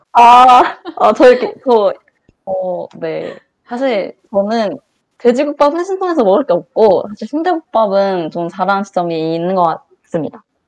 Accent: Changwon, South Gyeongsang, South Korea; moved away; 저는 본가가 창원이라서 부산에 가깝잖아요.

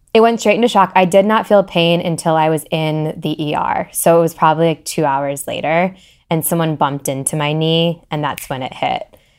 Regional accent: Columbus, Ohio, United States; moved away as an adult; also born or lived in Oxford, Ohio; now in Cincinnati, United States; I'm from Columbus originally, so not far. Um, I grew up there

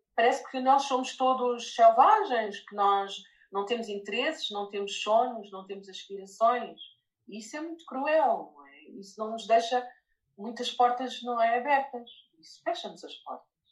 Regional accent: near Lisbon, Portugal; also born or lived in Lyon, France; eu sou de Portugal, perto de Lisboa

